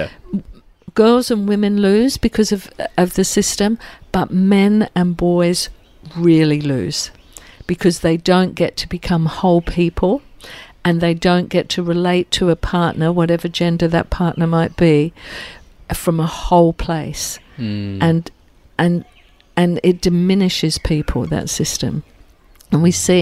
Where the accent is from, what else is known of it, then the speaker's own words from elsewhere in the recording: England, United Kingdom; now in Australia; I grew up in England